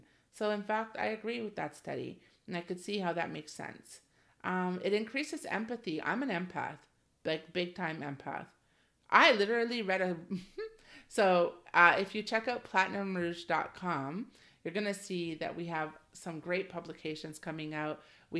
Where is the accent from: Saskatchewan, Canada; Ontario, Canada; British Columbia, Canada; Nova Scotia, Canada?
Ontario, Canada; I live in Canada and I came from Ontario, specifically GTA, where immigration is huge